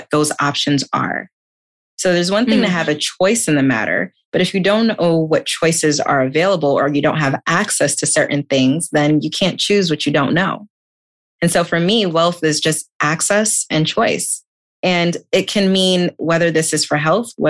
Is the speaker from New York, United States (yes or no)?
yes; New York City, New York, United States; I was born and raised in Queens, New York to immigrant parents